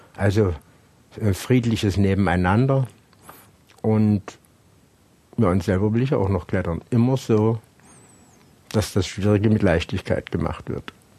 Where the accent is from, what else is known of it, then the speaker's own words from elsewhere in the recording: Hohnstein, Saxony, Germany; Hohenstein ja, da bin ich ja geboren